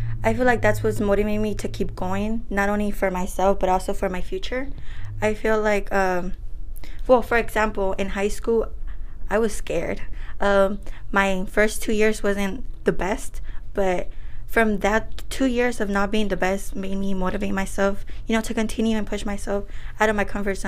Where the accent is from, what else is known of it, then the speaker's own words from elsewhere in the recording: Oakland, California, United States; also born or lived in Michoacán, Mexico; I was raised here in Oakland, but I was born in Michoacan